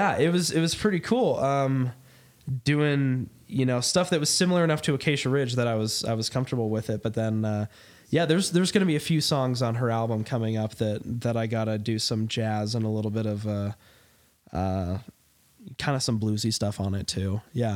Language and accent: English; England, United Kingdom; I'm very English as well.